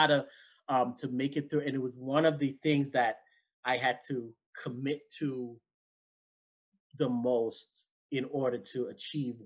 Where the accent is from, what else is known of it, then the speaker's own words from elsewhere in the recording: Jamaica; being Jamaican